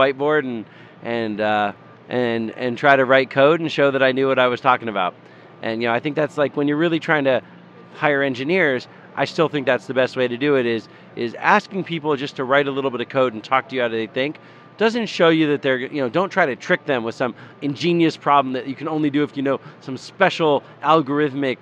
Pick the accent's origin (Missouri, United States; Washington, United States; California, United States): Washington, United States; Tacoma; I grew up in Tacoma, which is near Seattle.